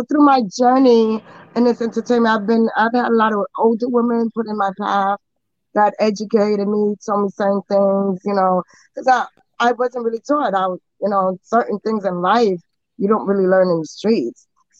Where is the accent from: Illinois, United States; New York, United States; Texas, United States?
New York, United States; New York City; also born or lived in Guatemala; I was born in Guatemala. Okay. So I'm a Guatemalan princess. And from Guatemala, I was taken to Hollis, New York. So I was raised in a Hollis.